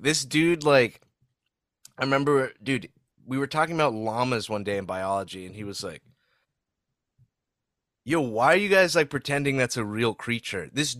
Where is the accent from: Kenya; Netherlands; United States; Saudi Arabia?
Saudi Arabia; I grew up in Saudi, but like twice a year we would go to the States for like 2 weeks at a time.